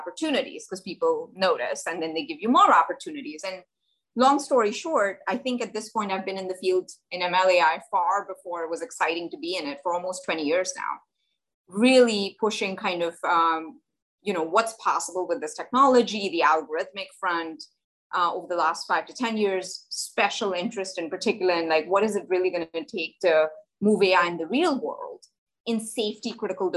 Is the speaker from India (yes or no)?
yes; India; moved away; I grew up in India. I grew up in a tiny place in India.